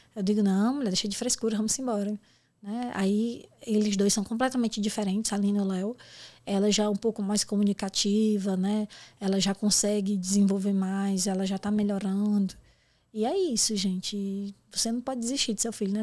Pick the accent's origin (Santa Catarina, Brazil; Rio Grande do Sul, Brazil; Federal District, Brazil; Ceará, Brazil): Ceará, Brazil; moved away; eu sou cearense, você sabe que cearense não tem papo na língua